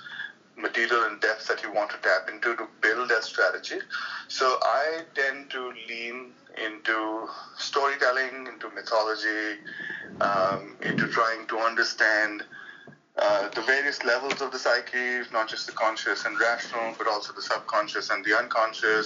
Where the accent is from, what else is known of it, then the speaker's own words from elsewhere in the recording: India; moved away as an adult; now in United States; I'm from India, that's where I was born and I was brought up and lived there for most of my life until I was 28, till I moved to the United States.